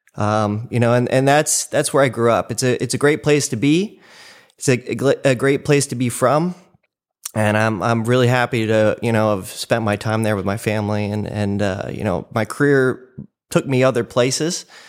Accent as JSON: {"language": "English", "town": "Cleveland", "region": "Ohio", "country": "United States", "tie": "born or raised there", "moved": "yes", "said": "started in Cleveland, Ohio. That's where I was born, so I'm a Midwesterner"}